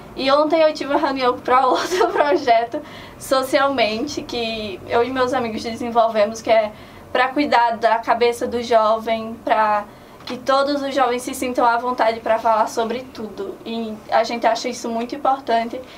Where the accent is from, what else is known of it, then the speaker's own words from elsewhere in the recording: Antonina do Norte, Ceará, Brazil; eu sou do interior, eu sou de Antonina do Norte